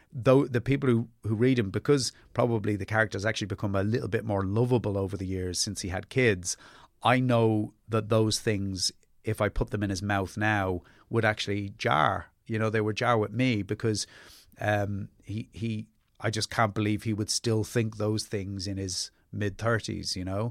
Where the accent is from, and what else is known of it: Ireland; born or raised there; also born or lived in England